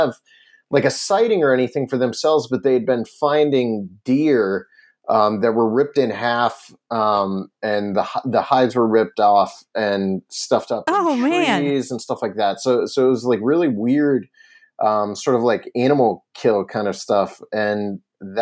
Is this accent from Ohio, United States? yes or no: yes; Bolivar, Ohio, United States; my hometown of Bolivar, Ohio